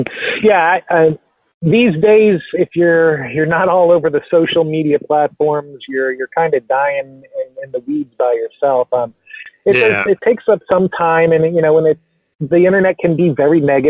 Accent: Central Florida, United States; moved away as an adult; now in Dayton, United States; I grew up in Central Florida, but moved to Ohio in 2006.

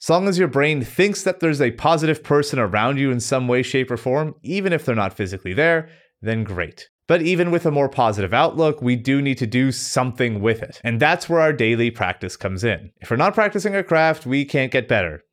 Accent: Canada; Growing up in the meth and illiteracy capital of Canada

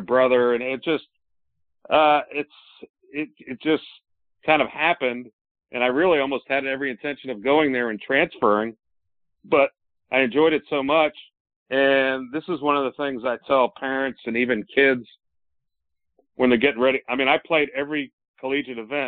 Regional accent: Williamsburg, Virginia, United States; it was pretty cool growing up in Williamsburg.

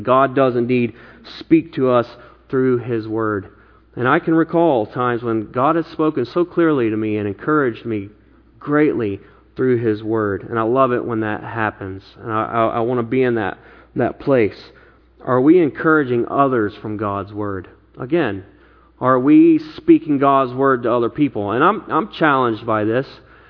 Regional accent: the Bible Belt, United States; now in Bay Area, United States; You know, I came from the Bible Belt where just about everybody claimed to be a Christian

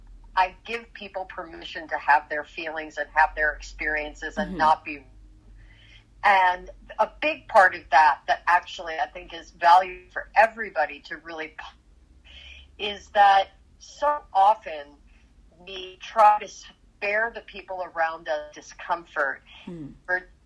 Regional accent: New York, United States; now in Los Angeles, United States; and I'm from New York, but I've been living in Los Angeles for decades, and so I miss New York, and it feels like being home, and they feel like my people

